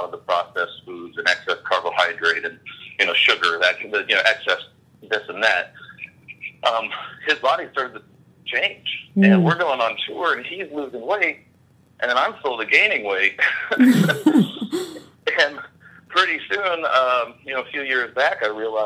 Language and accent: English; California, United States; moved away as an adult; now in Hawaii, United States; I grew up in California in an evangelical, non-denominational Protestant background.